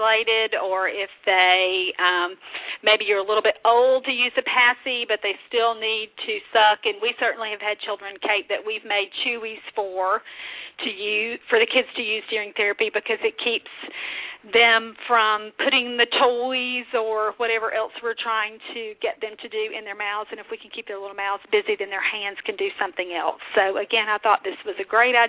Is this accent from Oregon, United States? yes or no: no; Kentucky, United States; that's my home state convention